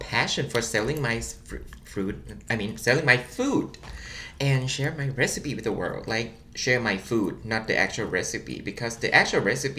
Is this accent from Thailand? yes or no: yes; Thailand; now in Wichita, United States; Like, I'm from Thailand